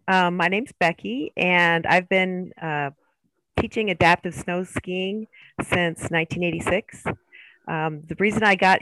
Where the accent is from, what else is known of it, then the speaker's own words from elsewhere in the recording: Illinois, United States; also born or lived in California; now in Boise, United States; I grew up in Illinois. There's no skiing in Illinois. It's flat.